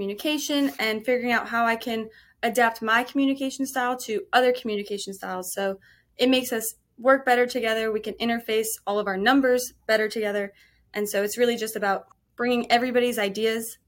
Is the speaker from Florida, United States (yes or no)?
yes; Florida, United States; growing up in Florida